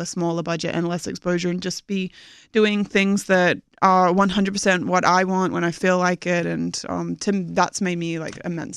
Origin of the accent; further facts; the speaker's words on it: Australia; moved away; I'm from Australia